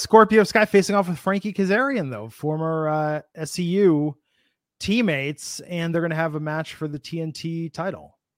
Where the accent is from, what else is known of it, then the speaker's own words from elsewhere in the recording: Midwest, United States; also born or lived in Bay Area, California / Michigan; as a kid growing up in the Midwest